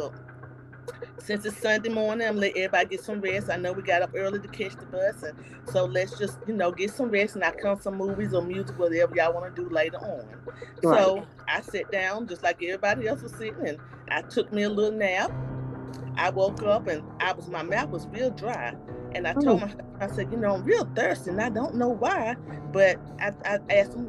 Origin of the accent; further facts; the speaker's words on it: Winston-Salem, North Carolina, United States; I am from Winston-Salem, North Carolina.